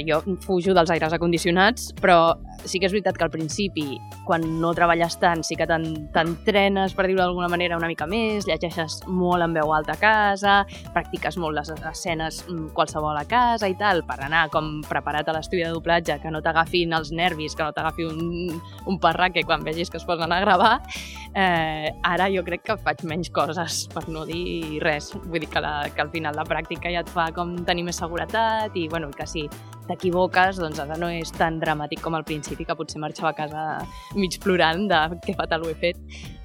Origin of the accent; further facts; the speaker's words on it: Mataró, Catalonia, Spain; jo sóc de Mataró